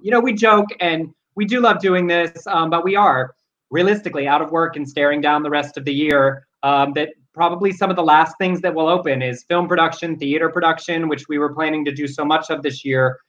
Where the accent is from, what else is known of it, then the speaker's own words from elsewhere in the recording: the South, United States; now in California, United States; we are from the South